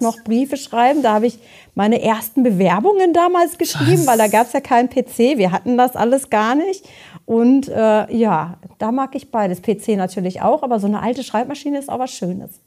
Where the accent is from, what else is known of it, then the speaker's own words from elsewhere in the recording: Beckum, North Rhine-Westphalia, Germany; ich komme ja auch aus Bechkam